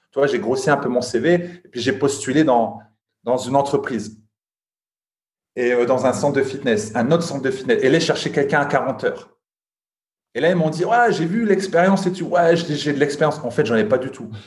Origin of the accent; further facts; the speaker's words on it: Lille, Hauts-de-France, France; now in Luxembourg; je suis originaire de Lille mais j'habite à Luxembourg